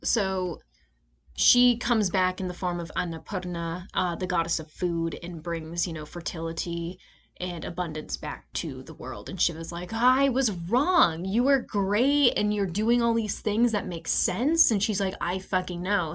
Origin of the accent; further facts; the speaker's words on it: United States; I'm an American